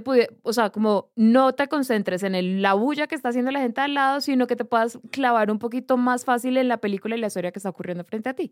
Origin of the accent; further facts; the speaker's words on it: Barrancabermeja, Santander, Colombia; yo crecí en Barranca Bermeja, Santander